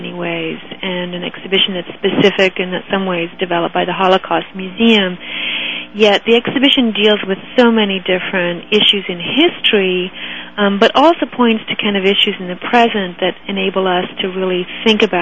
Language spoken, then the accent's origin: English; Ireland; moved away as an adult; also born or lived in Toronto, Canada; now in Pittsburgh, United States; I grew up in Ireland and went to university in Ireland at Trinity College